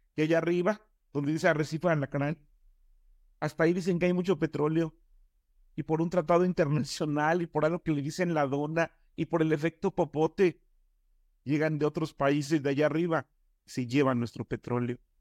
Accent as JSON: {"language": "Spanish", "town": "Nezahualcóyotl", "region": "State of Mexico", "country": "Mexico", "tie": "born or raised there", "also_born_or_lived": "Oaxaca", "said": "yo vivía en Nesa"}